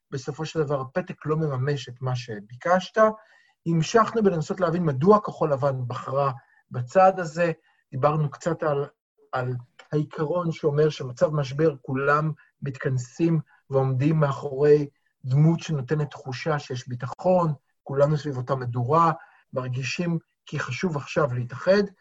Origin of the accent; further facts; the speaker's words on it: Tel Aviv, Tel Aviv District, Israel; הציבור התל אביבי כתל אביבי, שתקפו